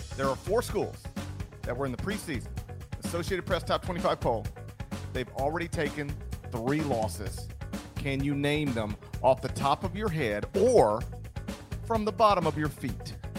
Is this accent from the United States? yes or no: yes; the South, United States; accent: Southern; I say this as a Southerner who still has, um, you can hear it sometimes, a Southern accent